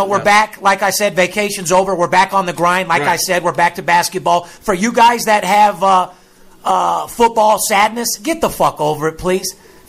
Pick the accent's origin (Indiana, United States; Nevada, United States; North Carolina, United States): Nevada, United States; Las Vegas; a guy that's born and raised in Las Vegas?